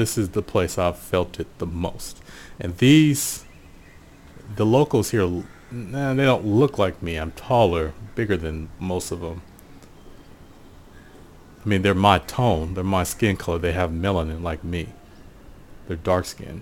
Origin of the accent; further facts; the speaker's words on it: Portland, United States; growing up in Portland